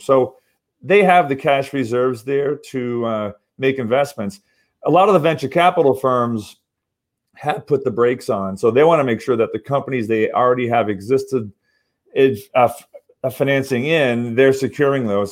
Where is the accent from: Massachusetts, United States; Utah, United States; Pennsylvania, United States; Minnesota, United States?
Massachusetts, United States; also born or lived in Southern California; now in Orange County, California, United States; I'm actually from Massachusetts, but I live in Southern California